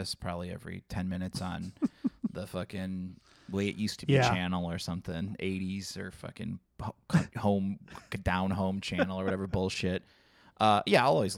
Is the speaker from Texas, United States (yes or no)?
no; Indiana, United States; growing up in Indiana